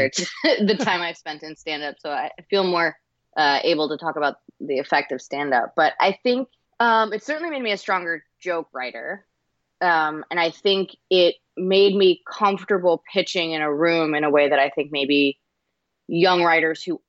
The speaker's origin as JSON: {"language": "English", "town": "Toms River", "region": "New Jersey", "country": "United States", "also_born_or_lived": "New York", "moved": "as an adult", "lives_now": "Los Angeles, United States", "said": "I'm from New Jersey. I'm from Toms River, New Jersey. And I moved to New York when I was 18"}